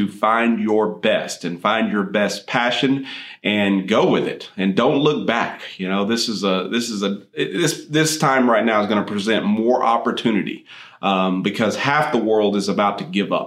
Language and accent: English; Midland, Texas, United States; I grew up out west in the Midland Odessa area where oil and gas is what most people do.